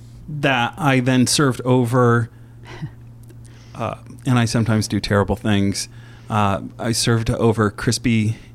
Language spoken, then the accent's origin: English; Indiana, United States; I grew up in Indiana. I grew up in Indiana in a cornfield. We ate a lot of farm food, which is very German, salt and pepper, and maybe dried basil on a good day.